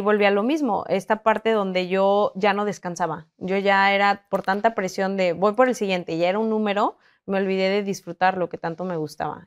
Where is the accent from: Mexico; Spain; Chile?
Mexico; San Luis Potosí; moved away as an adult; now in Monterrey, Mexico; Yo soy originaria de San Luis Potosí